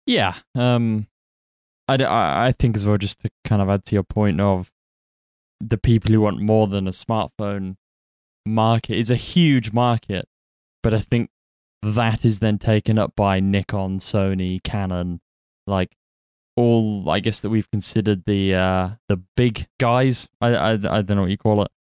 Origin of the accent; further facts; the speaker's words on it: United Kingdom; I'm British